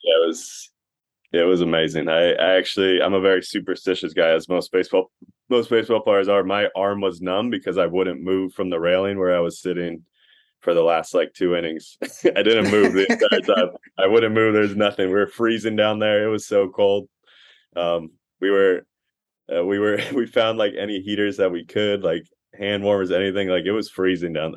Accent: Costa Mesa, California, United States; I played baseball at Costa Mesa

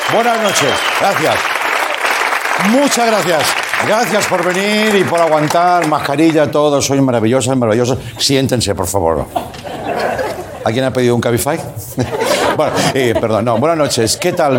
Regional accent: Reus, Catalonia, Spain; Reus, por cierto, mi, ciudad

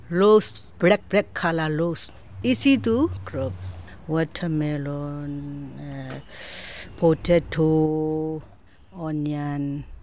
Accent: Myanmar; English is a second language; now in Australia; I'm come from Myanmar. Uh, I been I have been in Australia um, seven year and seven months.

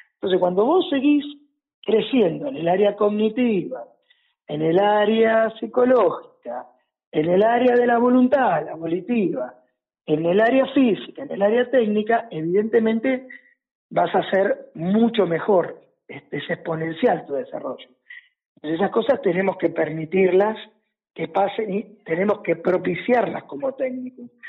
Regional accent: La Plata, Buenos Aires Province, Argentina; que soy de La Plata

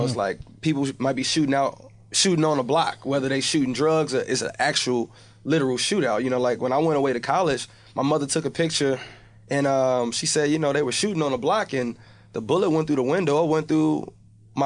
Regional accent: Chicago, Illinois, United States; moved away; growing up in Chicago

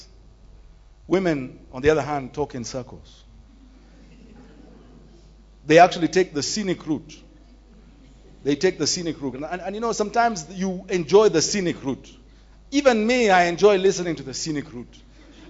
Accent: Nairobi, Kenya; Growing up in Nairobi's Woodley Estate, sometimes in our houses we used to hear women screaming for help

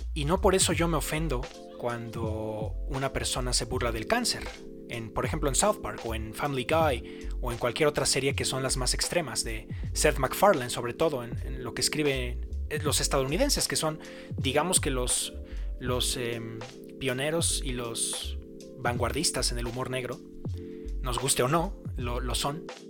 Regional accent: Mexico; en mi país, en México

